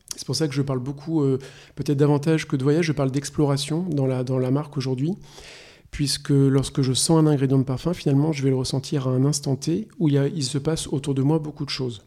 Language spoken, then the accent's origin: French; La Roche-Posay, Nouvelle-Aquitaine, France; moved away as an adult; also born or lived in Paris / China / Singapore / Hong Kong; Je suis né en France, à Paris. J'ai grandi à La Roche-Posay